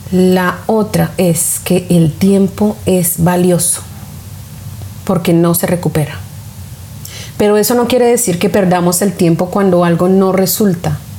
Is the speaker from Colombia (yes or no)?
yes; Colombia; now in United States; mi país de origen, Colombia, o aquí donde vivo en Estados Unidos